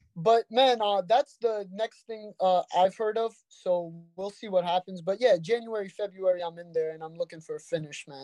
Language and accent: English; Brooklyn, New York, United States; We're from Brooklyn